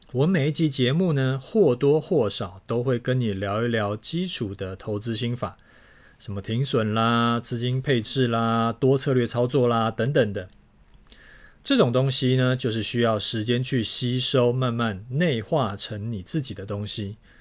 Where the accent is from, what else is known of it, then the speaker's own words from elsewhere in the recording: Taiwan; 身为台湾人的我们